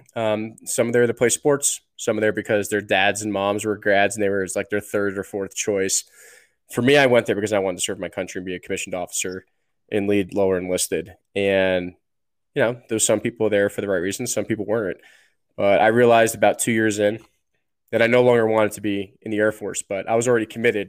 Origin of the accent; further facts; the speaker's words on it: New Jersey, United States; moved away; also born or lived in New York / Colorado; I grew up in New Jersey. I was born in New York